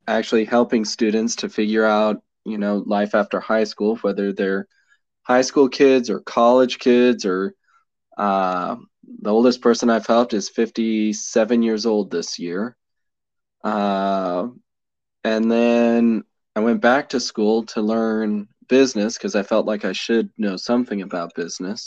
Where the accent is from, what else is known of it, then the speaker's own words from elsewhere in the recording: Colorado, United States; I grew up in Colorado